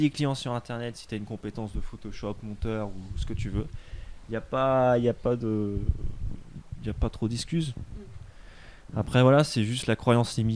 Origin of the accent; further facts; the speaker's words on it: France; Tu dis je suis français avec un bon accent et puis ça passe quoi.